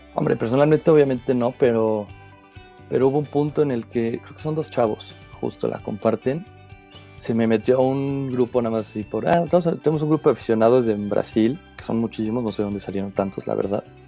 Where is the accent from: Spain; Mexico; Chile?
Mexico; yo soy de México